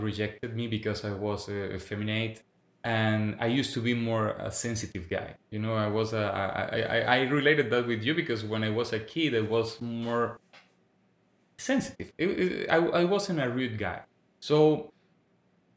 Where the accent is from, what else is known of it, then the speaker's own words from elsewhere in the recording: Venezuela; English is a second language; moved away as an adult; now in Quebec, Canada; I'm from Venezuela. But I would say that even English is my third language because it has been 7 years I live in Quebec, in Canada.